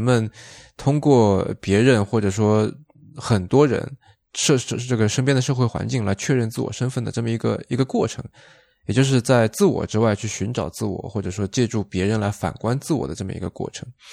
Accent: Shaoxing, Zhejiang, China; 因为我是绍兴人嘛。就其实我那边产酒，然后那种酒就叫做绍兴酒

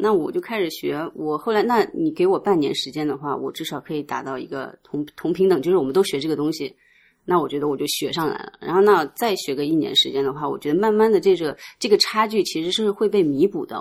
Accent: Nanjing, Jiangsu, China; also born or lived in rural countryside (unspecified); 我其实小时候在农村长大的嘛，然后突然到了南京，其实也有一段不适应

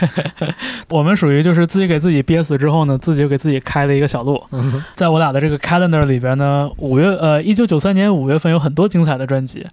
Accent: Changchun, Jilin, China; 我小的时候在长春的那个音像店里边

